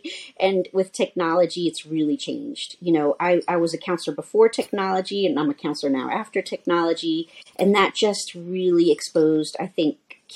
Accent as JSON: {"language": "English", "town": "New Orleans", "region": "Louisiana", "country": "United States", "tie": "born or raised there", "moved": "as an adult", "lives_now": "Denver, United States", "said": "I'm actually from New Orleans, Louisiana"}